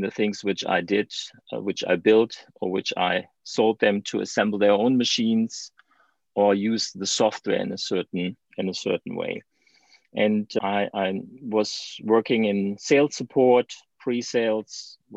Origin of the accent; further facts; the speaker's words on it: Germany; English is a second language; as you can hear from my accent, I'm from Germany